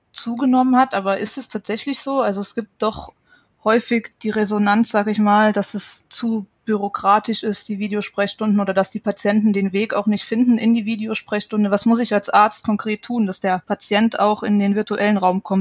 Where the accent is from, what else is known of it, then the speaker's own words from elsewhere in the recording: Saarland, Germany; auch gerne ins Saarland, das ist ja sehr ländlich geprägt. Ich komme auch aus der Gegend